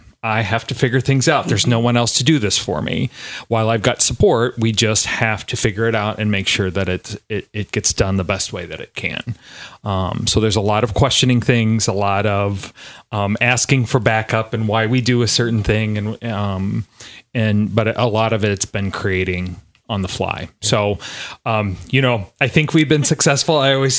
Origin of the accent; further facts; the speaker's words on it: Quincy, Illinois, United States; moved away as an adult; also born or lived in Iowa; I grew up here in Quincy